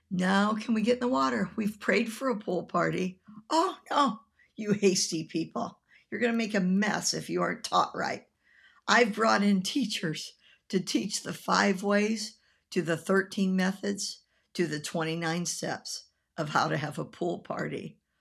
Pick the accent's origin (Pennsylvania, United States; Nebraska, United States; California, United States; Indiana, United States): Nebraska, United States; also born or lived in Tampa, Florida; now in Florida, United States; When I was growing up in Nebraska